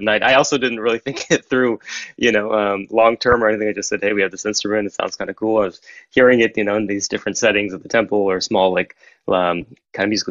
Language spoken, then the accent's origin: English; Kalamazoo, Michigan, United States; moved away as an adult; also born or lived in Pasadena, California / upstate New York; now in Oakland, United States; I mostly grew up in a small town in Michigan called Kalamazoo. So Kalamazoo, Michigan is my hometown